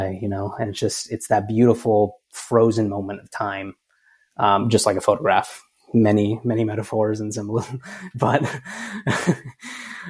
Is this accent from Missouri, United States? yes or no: no; Cedar City, Utah, United States; moved away as an adult; also born or lived in Las Vegas, Nevada / Washington, D.C.; my hometown of Cedar City, Utah.